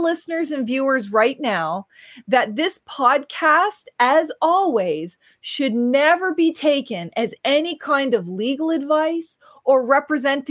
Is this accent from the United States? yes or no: no; the East Coast, Atlantic Canada, Canada; now in Ontario, Canada; I'm from Mi'kma'ki, the East Coast, and when I moved to Ontario